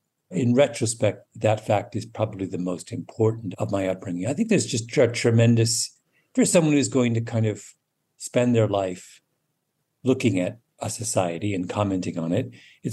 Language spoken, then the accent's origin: English; Canada; also born or lived in England; My memories of growing up in England are, I have them, but they're not central to my recollections of my childhood the way my Canada memories are.